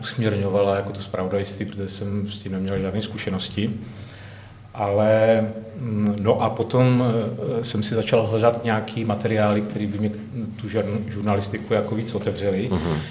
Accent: Hranice, Moravia, Czechia; also born or lived in Rychnov nad Kněžnou, Czech Republic / Kostelec nad Orlicí, Czech Republic / Žamberk, Czech Republic / Valašské Meziříčí, Czech Republic; Já jsem z Moravy, no. Já jsem se teda paradoxně narodil ve východních Čechách

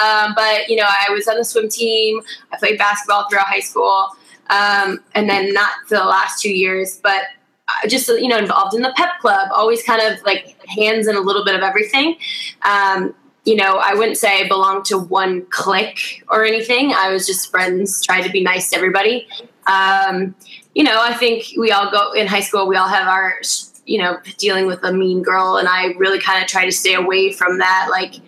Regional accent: Wisconsin, United States; I lived in this tiny, small town. It just really grounded me in who I was.

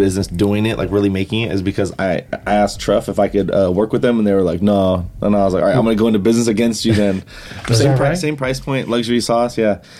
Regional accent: Waianae, Hawaii, United States; I grew up on Oahu in the west side. Waianae.

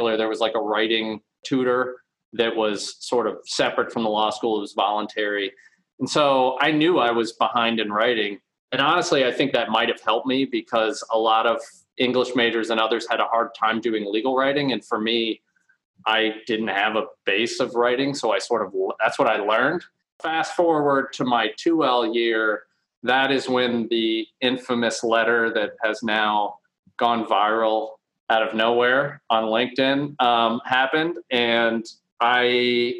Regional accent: Kentucky, United States; I grew up in Kentucky. So I grew up actually on a farm out in about 40 minutes northeast of Louisville, Kentucky

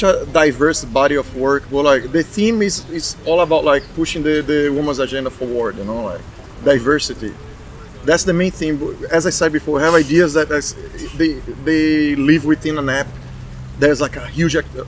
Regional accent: Brazil; moved away as an adult; also born or lived in Dubai / Bahrain; now in United States; I'm from Brazil, but I left Brazil 11 years ago.

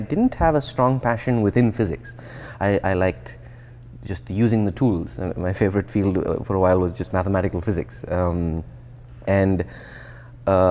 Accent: India; moved away as an adult; also born or lived in New Jersey, United States / Columbia, South Carolina, United States; now in Boston, United States; So I grew up in India, but I also grew up in the US

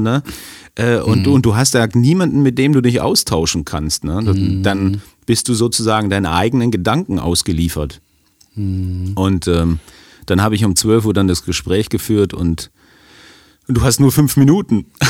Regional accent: Germany; als Deutscher

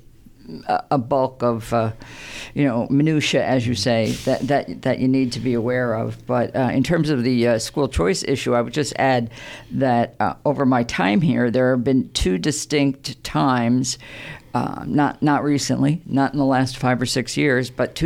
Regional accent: Pennsylvania, United States; moved away as an adult; But yeah, I came from Pennsylvania. I was an administrator in schools in Pennsylvania before I moved to New Jersey, and that was about 25 years ago.

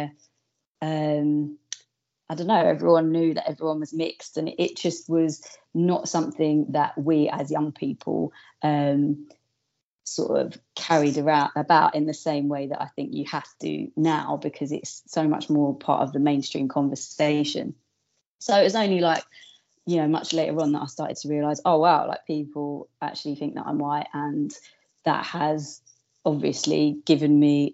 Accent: London, United Kingdom; I'm from South London

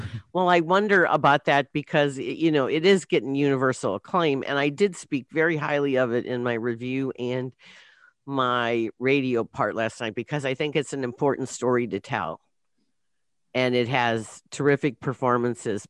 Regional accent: East St. Louis, Illinois, United States; growing up in East St. Louis

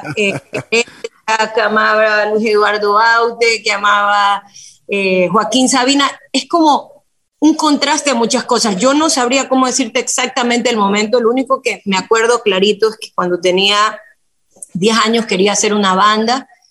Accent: Guayaquil, Guayas, Ecuador; nací en Guayaquil

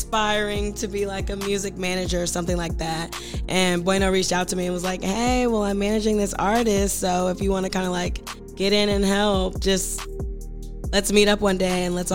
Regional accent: Ellenwood, Georgia, United States; I'm from Ellenwood, Georgia. I grew up, you know, DeKalb County

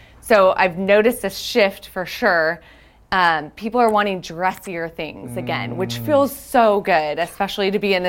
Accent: Bakersfield, California, United States; being born and raised in Bakersfield

